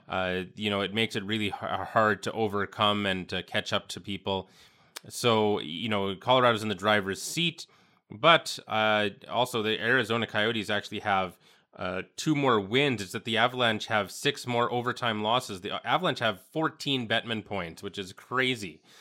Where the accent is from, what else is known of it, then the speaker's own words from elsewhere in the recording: Western Canada, Canada; I consider myself a Western Canadian